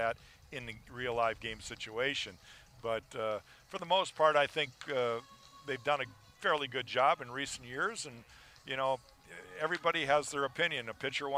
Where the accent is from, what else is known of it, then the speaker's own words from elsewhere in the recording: Minnesota, United States; as a young kid, growing up in Minnesota, being a Twins fan